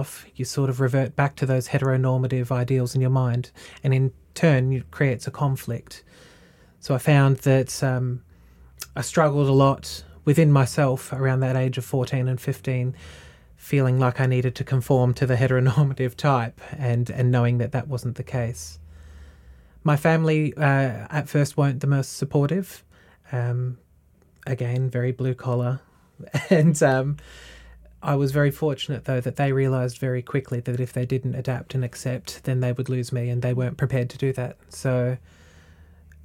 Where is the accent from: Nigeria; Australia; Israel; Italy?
Australia; Latrobe Valley, Victoria; now in Warragul, Australia; I grew up in the Latrobe Valley, which is a little over half an hour down the road from here